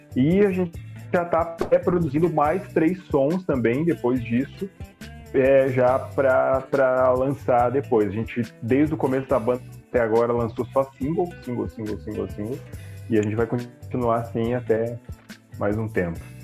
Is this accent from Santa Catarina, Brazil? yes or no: yes; Caçador, Santa Catarina, Brazil; moved away; Caçador, que é minha cidade natal